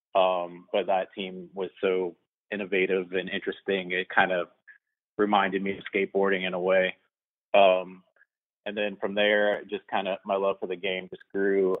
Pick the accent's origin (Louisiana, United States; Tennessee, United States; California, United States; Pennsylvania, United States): Louisiana, United States; New Orleans; I'm from New Orleans